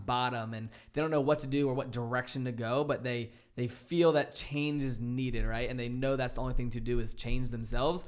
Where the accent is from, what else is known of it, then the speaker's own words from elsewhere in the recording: a small town in Virginia, United States; coming from a small town in Virginia